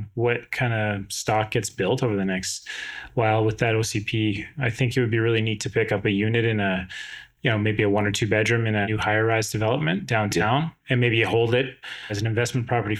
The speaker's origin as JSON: {"language": "English", "town": "West Kelowna", "region": "British Columbia", "country": "Canada", "tie": "born or raised there", "said": "I grew up in West Kelowna, or the West Side at the time."}